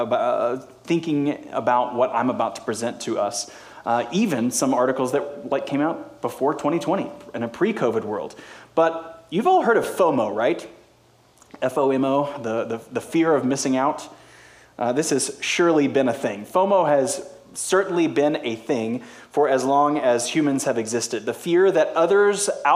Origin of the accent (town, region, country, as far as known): United States